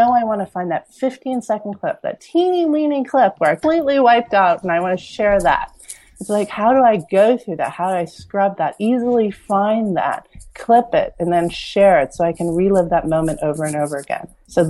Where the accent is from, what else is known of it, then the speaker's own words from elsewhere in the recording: Vienna, Austria; born there; I've heard the story before, you know, as an immigrant, which I am. I was born in Vienna, Austria to Korean parents. So I consider myself Asian European.